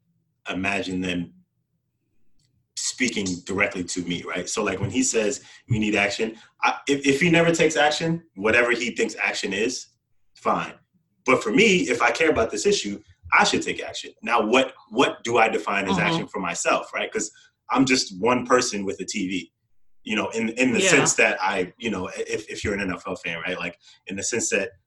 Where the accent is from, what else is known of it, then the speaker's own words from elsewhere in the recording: New York City, New York, United States; I grew up in New York City